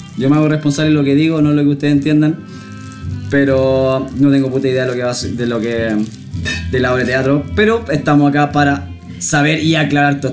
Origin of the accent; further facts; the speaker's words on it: Santiago, Santiago Metropolitan Region, Chile; yo soy de Santiago nomás